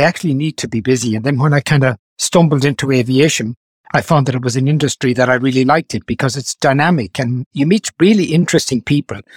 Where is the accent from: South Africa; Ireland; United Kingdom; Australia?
Ireland; Galway, Connacht; moved away as an adult; I'm from Salt Hill, like, Galway.